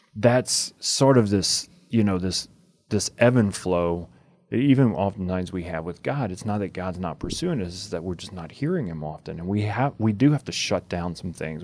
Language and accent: English; United States; our American culture